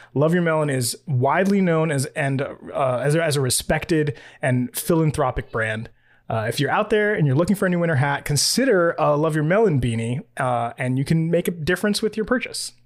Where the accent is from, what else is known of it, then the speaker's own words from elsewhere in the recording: New York, United States; I'm from New York